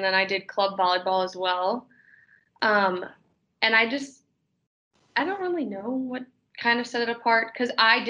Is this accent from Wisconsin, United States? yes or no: yes; Big Bend, Wisconsin, United States; moved away as an adult; also born or lived in Chicago, Illinois / Elgin, Illinois; I'm from Big Bend, Wisconsin